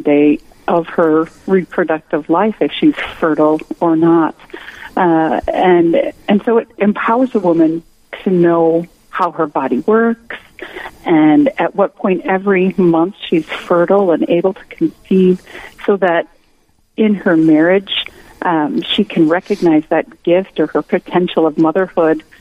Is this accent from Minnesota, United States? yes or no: yes; Winona, Minnesota, United States; now in New Ulm, United States; I grew up in Winona